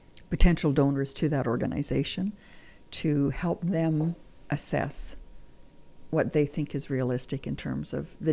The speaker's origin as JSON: {"language": "English", "region": "Manitoba", "country": "Canada", "said": "Manitoba's home. Manitoba's home."}